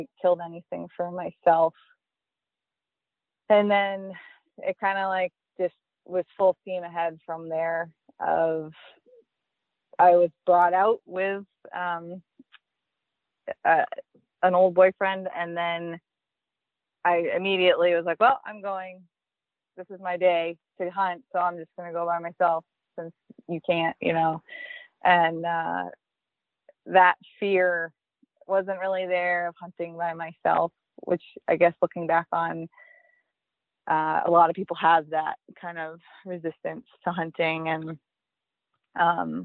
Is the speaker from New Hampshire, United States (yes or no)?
yes; New Hampshire, United States; also born or lived in Wyoming; now in Maine, United States; So my whole family has been from Maine except for me. I was born in New Hampshire, so I always wanted to be in Maine as a kid